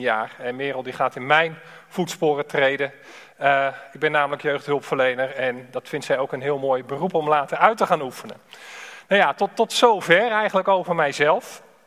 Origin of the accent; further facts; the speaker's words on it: Alphen aan den Rijn, South Holland, Netherlands; Ik ben afkomstig uit Al van der Rijn